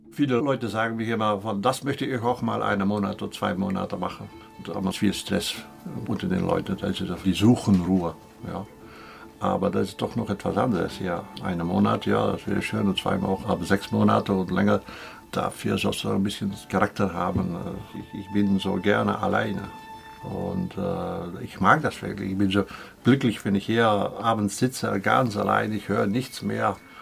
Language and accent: German; Belgium; moved away; Und ich bin ein Fremder, ich bin auch Belgier